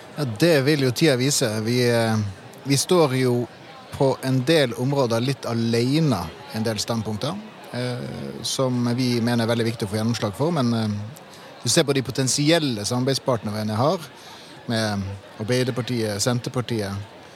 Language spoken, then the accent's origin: Norwegian; Tromsø, Troms, Norway; I min hjemby i Tromsø